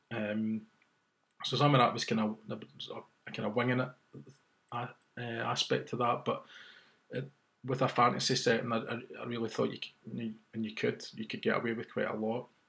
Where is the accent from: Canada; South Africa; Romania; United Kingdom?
United Kingdom; Glasgow, Scotland; my hometown of Glasgow